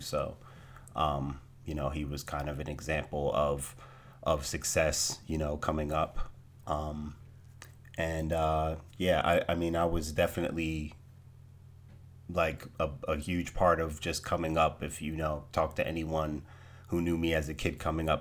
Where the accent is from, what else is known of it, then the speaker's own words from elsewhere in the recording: Trenton, New Jersey, United States; I was born in Trenton, New Jersey. Born and raised in New Jersey.